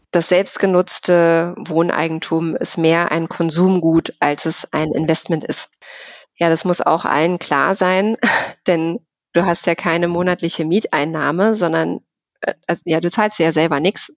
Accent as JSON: {"language": "German", "region": "Berlin", "country": "Germany", "tie": "born or raised there", "said": "Ich bin in Berlin geboren tatsächlich"}